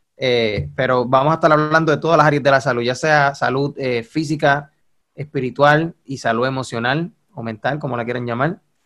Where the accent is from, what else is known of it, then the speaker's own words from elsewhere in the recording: Puerto Rico; accent: boricua; tenemos el acento boricua, somos puertorriqueños los dos